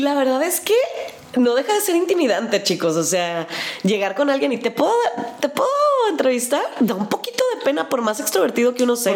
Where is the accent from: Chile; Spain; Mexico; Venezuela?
Mexico; accent: Mexican; toda la gente que nos preguntaba de dónde veníamos y decíamos México